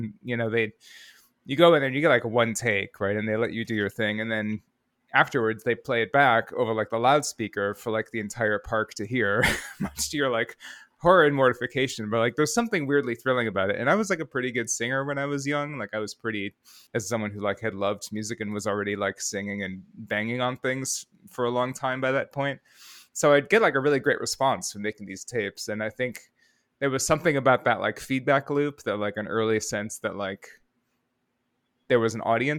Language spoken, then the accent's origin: English; Rockford, Illinois, United States; Rockford, Illinois.